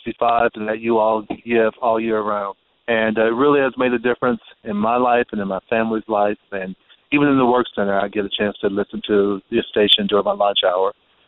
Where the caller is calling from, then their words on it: Omaha, Nebraska, United States; Hi, I'm calling from Offutt Air Force Base in Omaha, Nebraska.